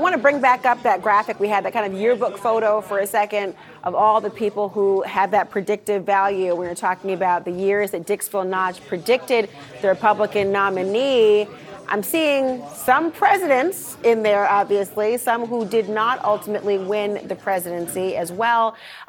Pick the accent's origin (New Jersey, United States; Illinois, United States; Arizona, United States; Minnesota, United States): Minnesota, United States; as a Minnesotan